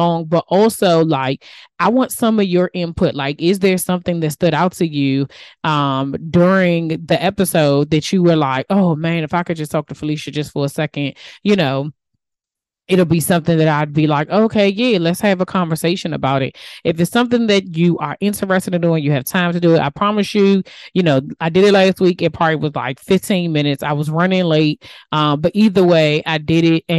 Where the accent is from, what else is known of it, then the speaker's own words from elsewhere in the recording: DMV, United States; accent: DMV; my DMV accent